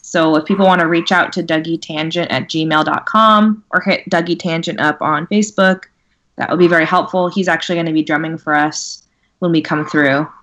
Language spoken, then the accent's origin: English; California, United States; I'm from California